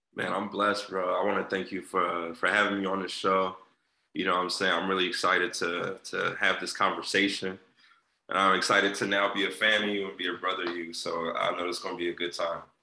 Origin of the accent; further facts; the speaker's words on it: Philadelphia, Pennsylvania, United States; I'm an entertainer from West Philly